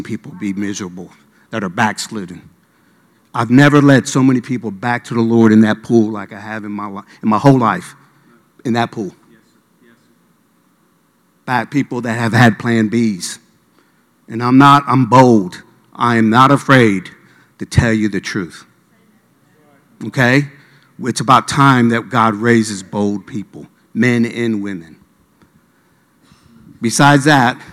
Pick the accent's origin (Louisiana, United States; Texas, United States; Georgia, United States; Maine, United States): Georgia, United States; Norcross; also born or lived in Midwest / Miami; I was raised up in Norcross High School